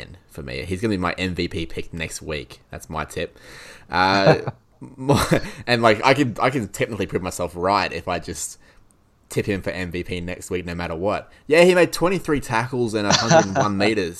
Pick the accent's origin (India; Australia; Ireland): Australia; Queensland; as a Queenslander